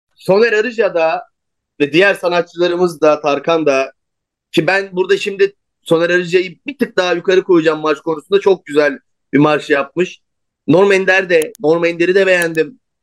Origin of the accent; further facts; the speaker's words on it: Turkey; iyi ki Türk'üz, iyi ki Türkiye'deyiz.